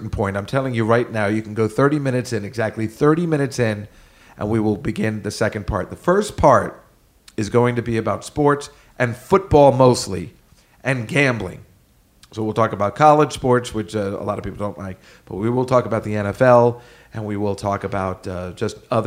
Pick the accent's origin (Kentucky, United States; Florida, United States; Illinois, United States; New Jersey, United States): New Jersey, United States; New Brunswick; I also grew up there. I'm from New Brunswick, New Jersey.